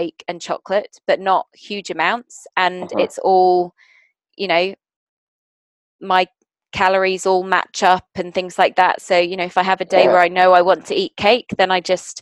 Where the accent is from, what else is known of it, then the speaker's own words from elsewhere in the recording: South Africa; moved away; I'm South African originally.